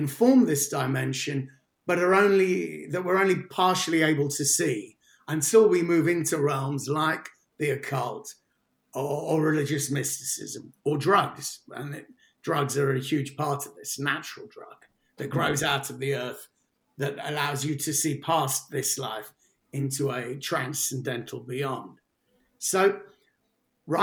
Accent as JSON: {"language": "English", "region": "London", "country": "United Kingdom", "tie": "born or raised there", "moved": "as an adult", "lives_now": "South West England, United Kingdom", "said": "I grew up in Paddington in central London"}